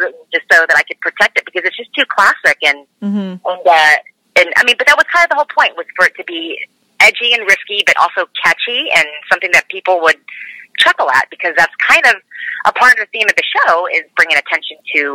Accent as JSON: {"language": "English", "town": "Dallas", "region": "Texas", "country": "United States", "tie": "born or raised there", "also_born_or_lived": "Tulsa, Oklahoma", "said": "I was raised in Dallas, Texas, and grew up there since I was 5 years old. And before that, I was in Tulsa, Oklahoma."}